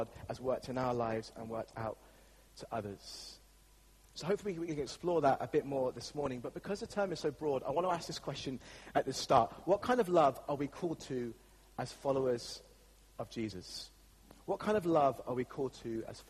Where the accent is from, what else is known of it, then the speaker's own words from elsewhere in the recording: England, United Kingdom; As English people